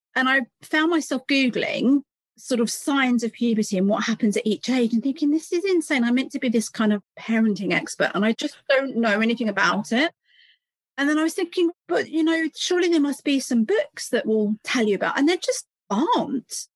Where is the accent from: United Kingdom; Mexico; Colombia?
United Kingdom